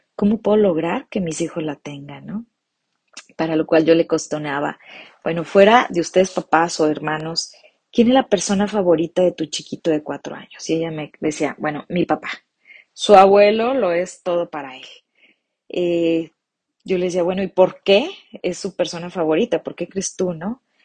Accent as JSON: {"language": "Spanish", "town": "Morelia", "region": "Michoacán", "country": "Mexico", "said": "de la ciudad de Morelia, Michoacán, México"}